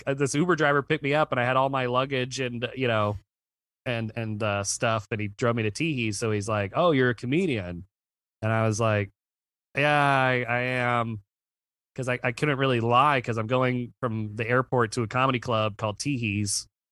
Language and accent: English; Virginia, United States; I'm from Virginia